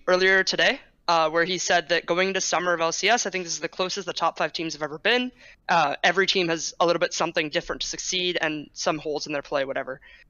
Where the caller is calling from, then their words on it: San Francisco, California, United States; Normally, I'm in like Santa Monica, but not right now. I'm in SF.